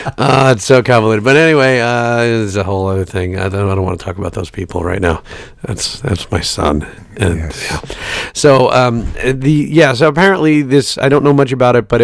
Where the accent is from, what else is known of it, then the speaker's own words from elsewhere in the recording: New York City, New York, United States; also born or lived in Brooklyn, New York; now in Middletown, New Jersey, United States; I'm from Staten Island, New York. I live in Middletown, New Jersey. But if you mail me a letter, it's Red Bank, New Jersey.